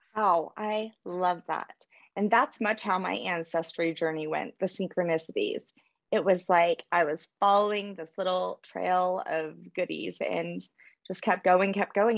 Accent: New Orleans, Louisiana, United States; I'm originally from New Orleans

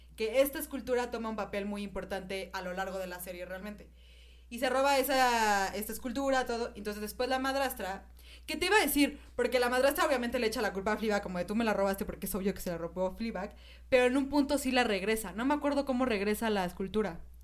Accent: Mexico; soy mexicana

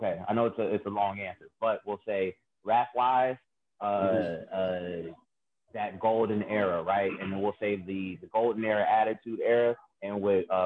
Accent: Cleveland, Ohio, United States; I'm from Cleveland, Ohio

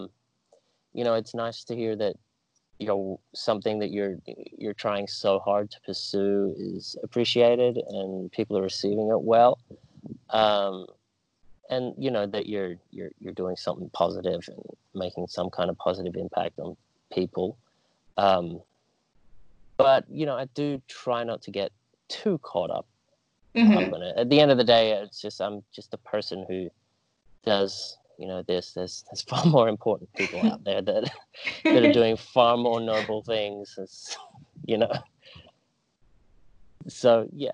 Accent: Australia; I grew up in Australia, and then after I finished high school, I decided to go travel for a couple months.

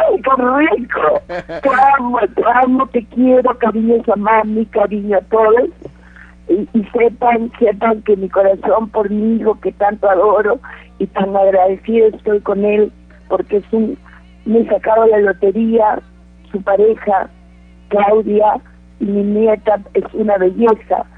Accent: Peru; moved away; also born or lived in Mexico; yo en nací Perú. en Perú. En Perú.

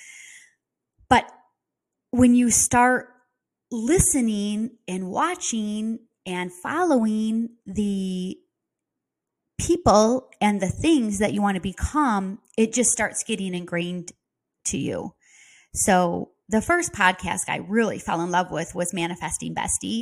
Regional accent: Midwest, United States; accent: Midwest; now in Florida, United States; I have my Midwest accent

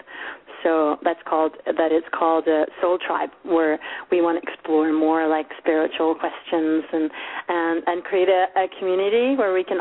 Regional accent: Sweden; moved away; I'm Swedish, or kind of half Swedish. My father was Swedish, and I grew up in Sweden, but my mom's Romanian

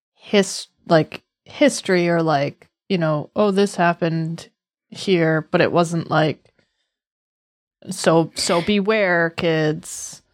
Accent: Massachusetts, United States; I was raised on the East Coast

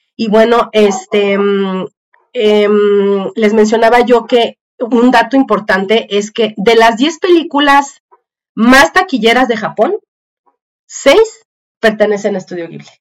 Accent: Mexico; los que vivimos en México o que crecimos en México en los ochentas

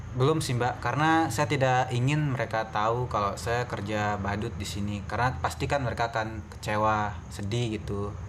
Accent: West Nusa Tenggara, Indonesia; now in Yogyakarta, Indonesia; saya berkuliah di Yogyakarta semester 6 dan saya dari NTB, Nusa Tenggara Barat.

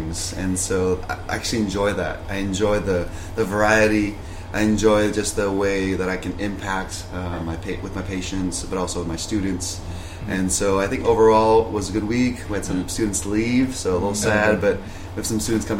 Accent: Indonesia; also born or lived in Thailand; now in California, United States; even though I was born in Thailand and grew up in Indonesia

